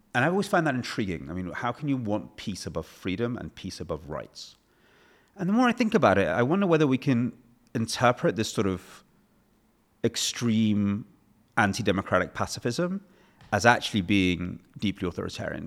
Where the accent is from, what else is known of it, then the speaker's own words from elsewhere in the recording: England, United Kingdom; as an English person